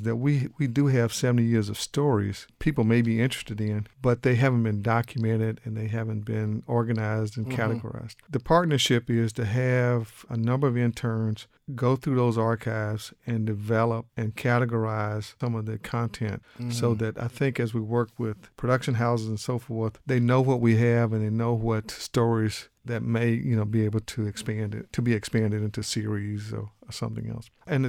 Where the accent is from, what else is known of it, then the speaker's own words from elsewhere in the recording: Biloxi, Mississippi, United States; moved away as an adult; now in Austin, United States; I grew up in Mississippi, down in Biloxi, and I moved to Texas in 1979 here in Austin. And I pretty much have been here in Austin since 1979.